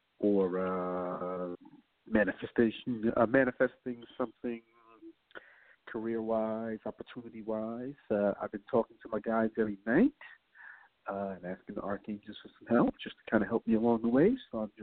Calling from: New York, United States; I'm calling from New York.

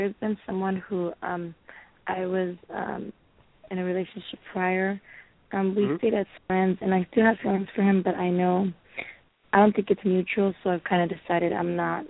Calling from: California, United States; I'm calling from California.

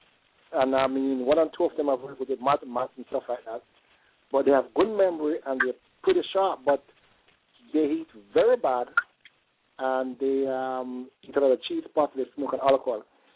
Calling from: South Florida, United States; I'm calling from South Florida.

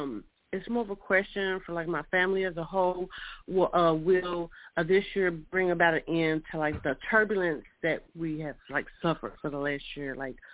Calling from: Kentucky, United States; I'm calling from Kentucky.

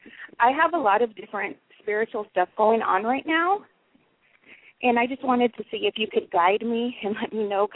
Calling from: Spokane, Washington, United States; I'm from Spokane.

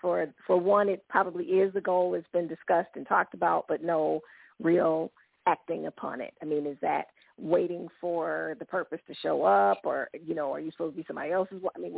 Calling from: Kansas City, United States; I'm calling from Kansas City.

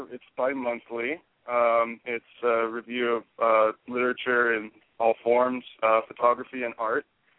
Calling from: Tucson, Arizona, United States; also born or lived in Southern California / San Francisco Bay Area; I'm calling from Tucson, Arizona.

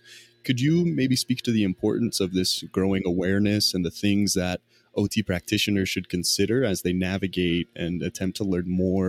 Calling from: Las Vegas, Nevada, United States; I'm calling in from Las Vegas, Nevada, just in my apartment

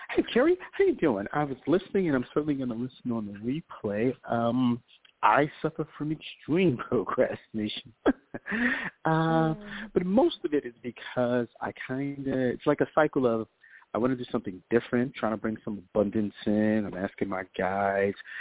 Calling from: New York, United States; calling from New York

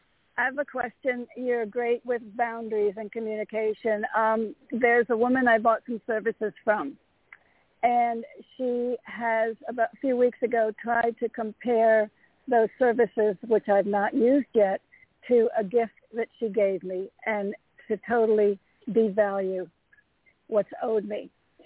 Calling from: Connecticut, United States; from Connecticut.

